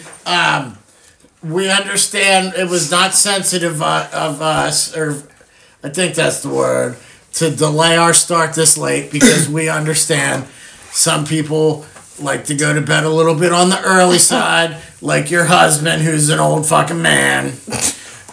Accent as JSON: {"language": "English", "country": "Canada", "moved": "yes", "said": "We're Canadian."}